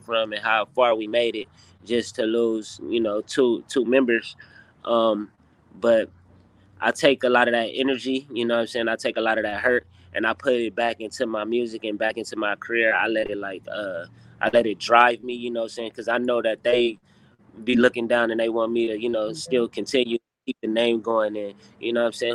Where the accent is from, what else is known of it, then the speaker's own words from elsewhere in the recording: Inglewood, California, United States; we, from Inglewood, California